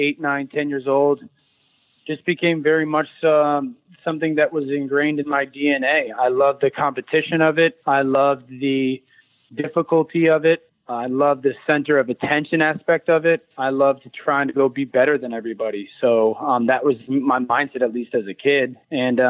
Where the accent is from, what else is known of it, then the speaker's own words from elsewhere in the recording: Connecticut, United States; growing up in Connecticut